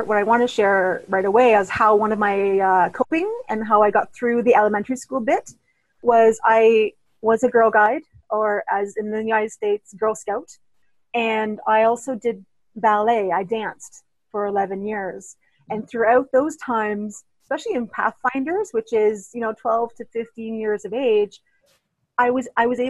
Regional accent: Toronto, Ontario, Canada; also born or lived in Thunder Bay, Ontario; I grew up in Toronto, Ontario

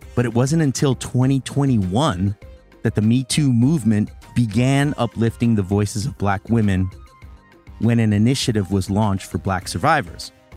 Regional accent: New York City, New York, United States; I still think about the times growing up in the Bronx when that was happening

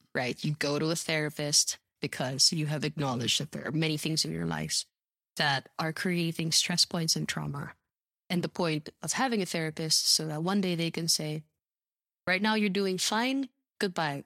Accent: Philippines; me being a Filipina woman

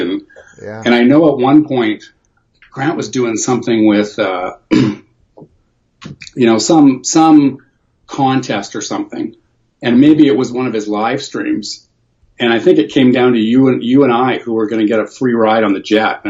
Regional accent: Toronto, Ontario, Canada; born there; Well, I was born in Toronto, so I was born on the East Coast

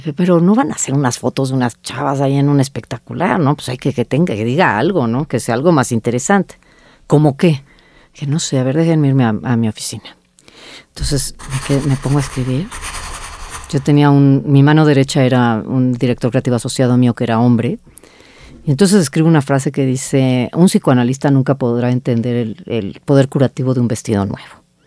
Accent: Mexico; las mexicanas somos en colectivo

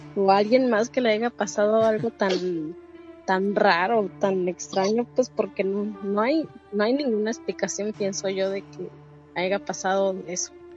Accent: Mexicali, Baja California, Mexico; now in California, United States; soy de Mexicali

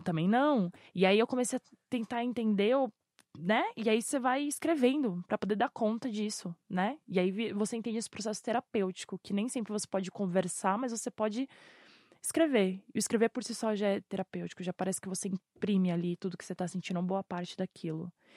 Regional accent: São Paulo, Brazil; eu vim da Zona Sul, eu vim do Grajaú, lá da perifa do Terminal Varginha

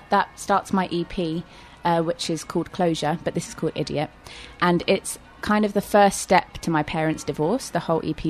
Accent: Walton-on-Thames, South East England, United Kingdom; So I grew up in Walton-on-Thames, and I went to Notre Dame School in Cobham.

